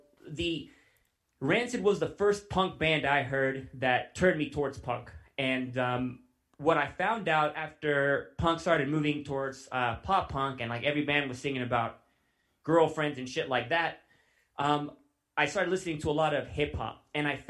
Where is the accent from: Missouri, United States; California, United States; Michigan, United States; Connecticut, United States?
California, United States; Vacaville; moved away as an adult; now in Colorado, United States; we are from Vacaville, California